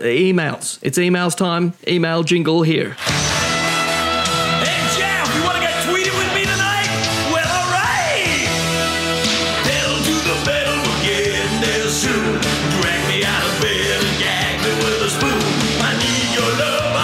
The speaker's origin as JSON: {"language": "English", "country": "Australia", "said": "as Australian"}